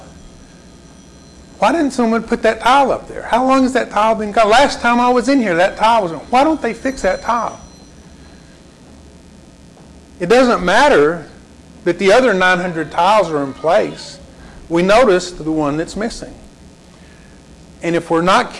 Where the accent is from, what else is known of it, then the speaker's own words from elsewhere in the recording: Lubbock, Texas, United States; I grew up in Lubbock, grew up in an older neighborhood